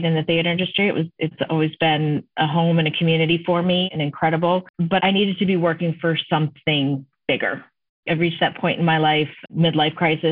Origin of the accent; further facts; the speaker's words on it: Maine, United States; moved away as an adult; also born or lived in Sunnyside and Woodside, Queens, New York; now in New York, United States; when I was growing up in Maine